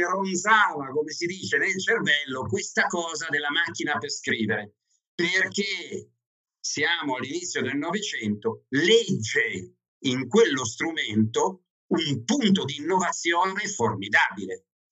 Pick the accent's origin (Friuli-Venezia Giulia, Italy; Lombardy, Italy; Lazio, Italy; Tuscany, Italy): Lombardy, Italy; Milan; also born or lived in Veneto; now in Ivrea, Italy; io di origine sono milanese, eh, anzi ancora prima veneta, ma oggi ho vagato per il nord dell'Italia parecchio